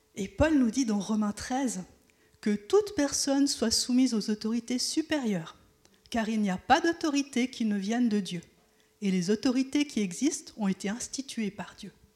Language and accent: French; Switzerland; je suis né en Suisse et c'est mon pays, je le connais.